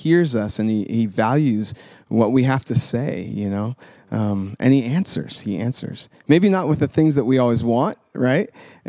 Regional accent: Sacramento, California, United States; also born or lived in Memphis, Tennessee; So I was born in Tennessee, in Memphis. And when I was 5, our family relocated to Sacramento. So we moved from the south to the west

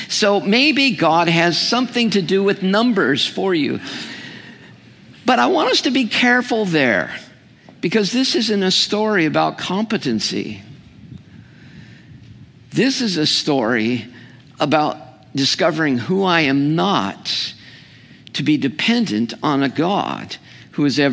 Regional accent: California, United States; I'm a Californian

